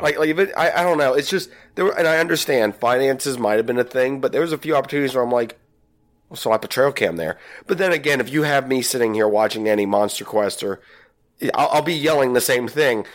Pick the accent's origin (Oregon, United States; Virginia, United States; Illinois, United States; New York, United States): Virginia, United States; I'm from Virginia